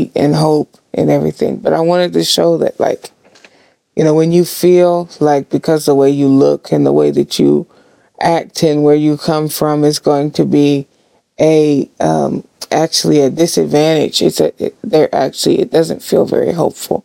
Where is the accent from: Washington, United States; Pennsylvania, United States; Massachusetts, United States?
Washington, United States; Seattle; We're all from Seattle